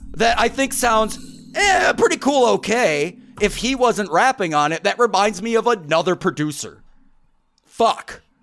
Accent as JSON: {"language": "English", "region": "Midwest", "country": "United States", "tie": "born or raised there", "said": "growing up in the Midwest"}